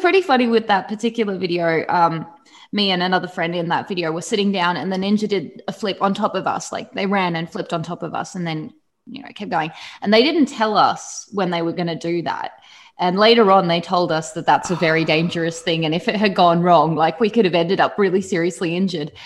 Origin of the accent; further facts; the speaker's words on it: Australia; I'm from Australia